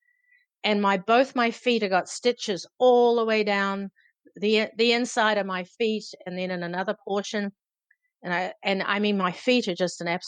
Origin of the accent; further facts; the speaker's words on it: Auckland, New Zealand; growing up in New Zealand, you know, the climate where I grew up in Auckland City